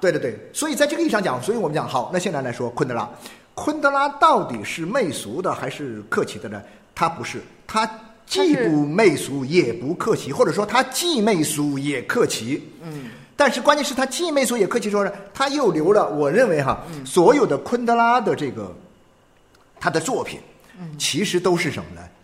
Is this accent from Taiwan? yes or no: no; China; 我觉得我们中国人